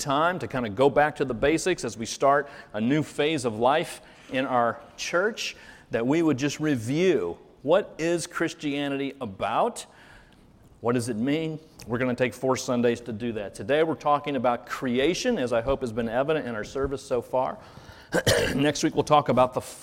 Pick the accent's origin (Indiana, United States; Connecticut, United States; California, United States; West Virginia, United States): Indiana, United States; Carmel; now in Muncie, United States; I actually grew up in Carmel, so spent a lot of years there